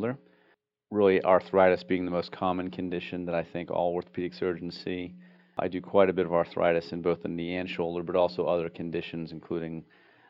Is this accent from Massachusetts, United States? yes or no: yes; Boston, Massachusetts, United States; moved away as an adult; also born or lived in Washington, D.C. / New York City; now in Pensacola, United States; I'm actually originally from Boston